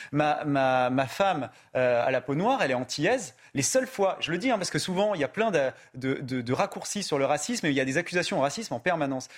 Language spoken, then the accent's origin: French; France; moi-même, je suis français